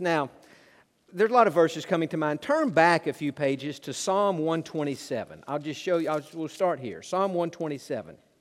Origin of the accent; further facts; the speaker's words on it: Tennessee, United States; also born or lived in Georgia; I grew up in Tennessee